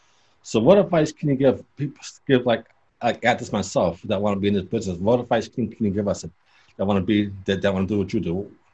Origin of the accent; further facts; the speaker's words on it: Boston, Massachusetts, United States; accent: Boston; I came out from Boston. I drove down from Boston Falkland to see you.